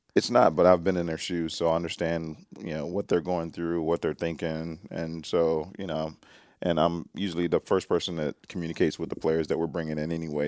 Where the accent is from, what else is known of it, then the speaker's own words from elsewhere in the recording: Nashville, Tennessee, United States; moved away as an adult; also born or lived in Atlanta / British Columbia; my hometown of Nashville, Tennessee